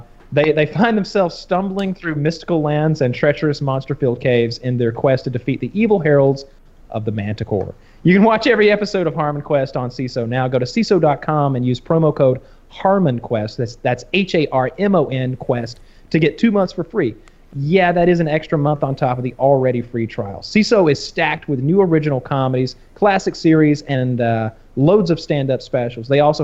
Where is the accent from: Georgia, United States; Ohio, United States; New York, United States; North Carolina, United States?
Georgia, United States; the fact that I'm from Georgia